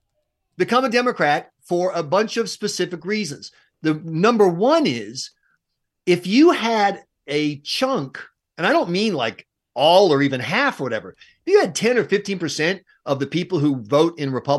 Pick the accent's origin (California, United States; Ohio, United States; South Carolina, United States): South Carolina, United States; I grew up in Redneckville, South Carolina